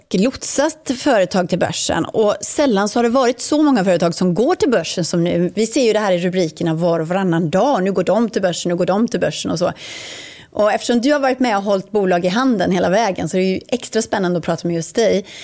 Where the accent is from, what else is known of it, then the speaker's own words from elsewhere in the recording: Botkyrka, Stockholm County, Sweden; jag är från Botkyrka.